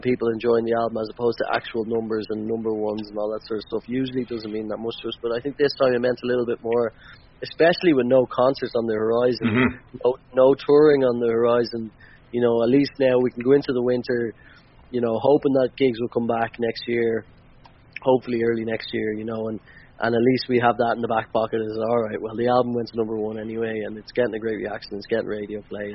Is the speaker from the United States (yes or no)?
no; Ireland; us as Irish people